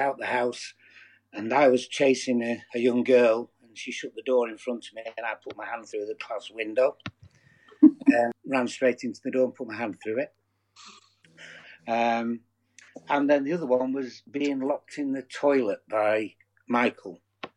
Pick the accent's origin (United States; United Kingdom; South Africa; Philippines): United Kingdom; Lancashire, North West England; moved away; My earliest memories really revolve around Preezhorn in Lancashire